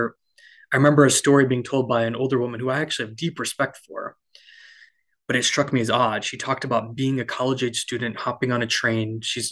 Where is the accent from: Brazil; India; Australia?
India; of no, my faith shouldn't take me away from being Indian.